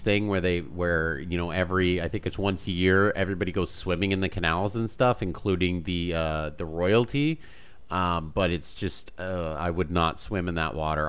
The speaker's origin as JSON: {"language": "English", "country": "Canada", "said": "I'm Canadian."}